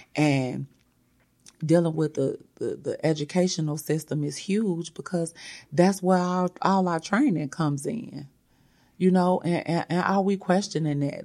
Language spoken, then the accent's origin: English; United States; I was born in America